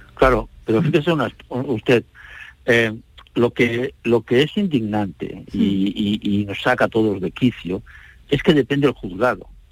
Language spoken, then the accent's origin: Spanish; Andalusia, Spain; como andaluces, sentimos orgullosos